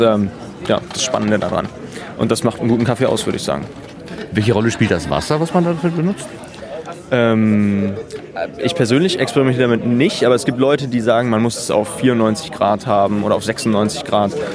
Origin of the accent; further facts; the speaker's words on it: Wesel, North Rhine-Westphalia, Germany; ich bin nicht aus Hamburg, ich komme vom Niederrhein, aus Wesel